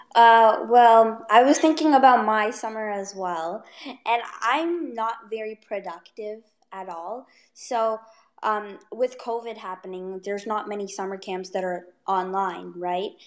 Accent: Ottawa, Ontario, Canada; I am 14 years old and I am from Ottawa

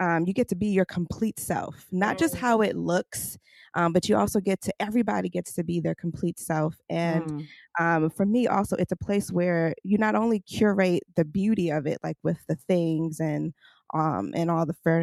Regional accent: New York City, New York, United States; I grew up in Brooklyn in a brownstone before brownstones were cool and popular

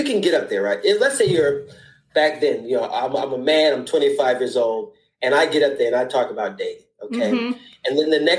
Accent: United States; moved away as an adult; now in London, United Kingdom

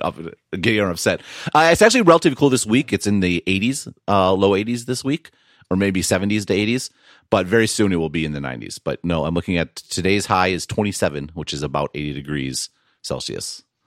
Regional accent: Wisconsin, United States; I'm from Wisconsin

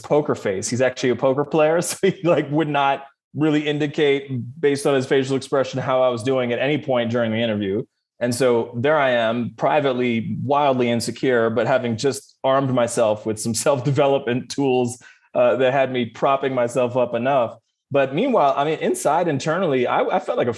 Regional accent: Canada; what I grew up with in Canada

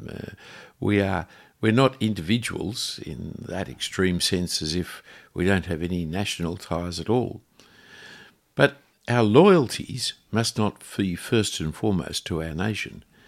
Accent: Australia; I am an Australian

